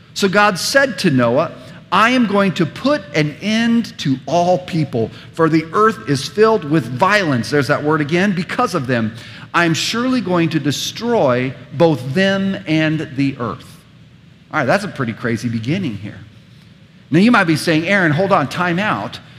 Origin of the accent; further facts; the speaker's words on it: United States; us as suburban American Christians